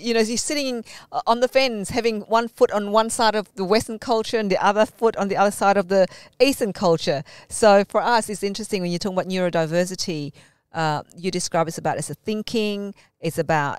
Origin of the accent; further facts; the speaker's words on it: Malaysia; being Malaysian Chinese, but also, you know, the Anglo-Saxon name, that means you combine both worlds